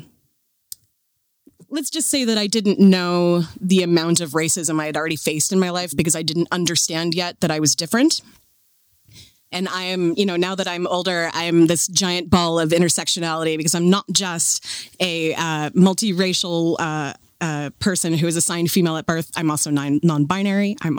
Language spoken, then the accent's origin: English; Seattle, Washington, United States; Born and raised in Seattle